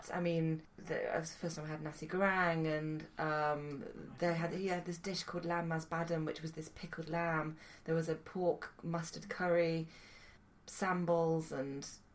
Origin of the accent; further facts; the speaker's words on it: Malvern, West Midlands, United Kingdom; the first job I ever had was in a Sri Lankan restaurant in my hometown of Malvern